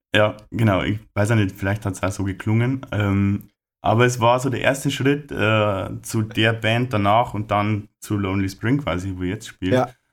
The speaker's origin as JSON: {"language": "German", "region": "Lower Bavaria", "country": "Germany", "said": "bei uns in Niederbayern, Oberpfalz"}